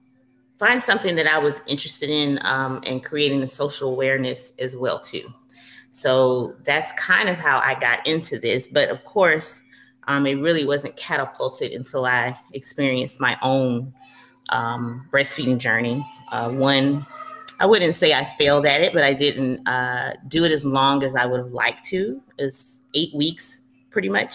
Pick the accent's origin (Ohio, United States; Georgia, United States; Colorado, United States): Georgia, United States; Atlanta; I am originally from Atlanta, Georgia, born and raised, probably will never leave